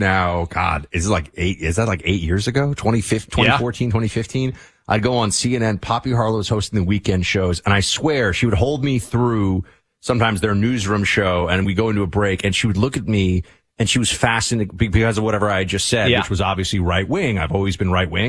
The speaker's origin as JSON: {"language": "English", "town": "New York City", "region": "New York", "country": "United States", "said": "I'm from New York City"}